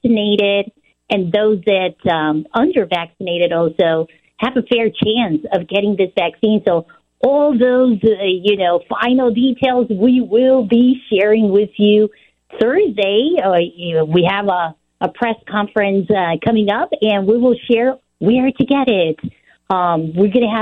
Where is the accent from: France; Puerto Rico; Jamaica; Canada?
Puerto Rico; also born or lived in New York / Illinois; now in Chicago, United States; I was born in New York, raised in Puerto Rico, so I come from a commonwealth.